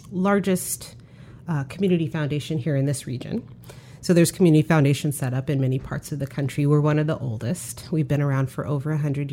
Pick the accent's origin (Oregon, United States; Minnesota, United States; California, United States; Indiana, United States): Oregon, United States; Portland; now in Chicago, United States; I grew up in a community in Portland, Northeast Portland, if others are familiar, that was extremely economically diverse. We lived in a community, and I lived on a block where we had apartment complex, Section 8 housing, HUD housing.